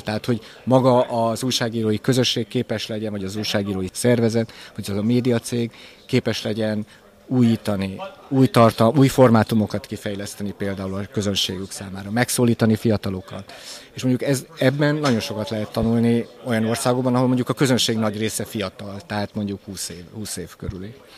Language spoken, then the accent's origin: Hungarian; Hungary; moved away; én Kelet-Európából jöttem, és Kelet-Európa amikor én Magyarországon újságíró voltam